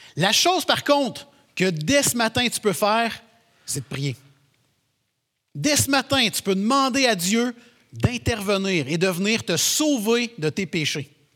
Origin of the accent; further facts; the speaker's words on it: Quebec, Canada; on est québécois